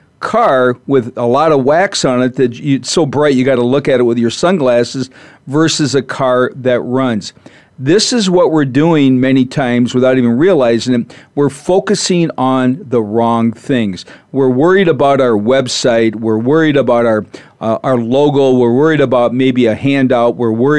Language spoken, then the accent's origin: English; Minnesota, United States; You know, I'm from Minnesota originally, so I know what that's like when it's 60 below and your car won't start.